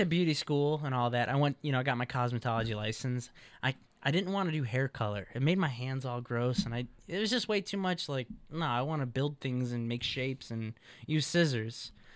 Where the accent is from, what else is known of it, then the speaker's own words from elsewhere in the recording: Chicago, Illinois, United States; now in California, United States; I'm from Chicago, Illinois